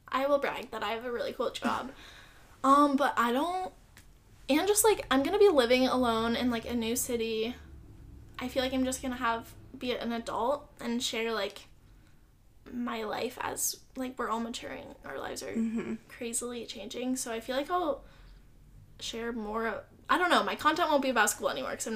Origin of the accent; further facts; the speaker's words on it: Iowa, United States; moved away as an adult; now in Cincinnati, United States; I'm from Iowa.